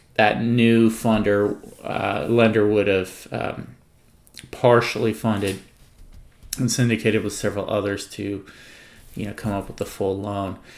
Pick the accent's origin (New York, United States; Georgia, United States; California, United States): California, United States; I was born and raised in California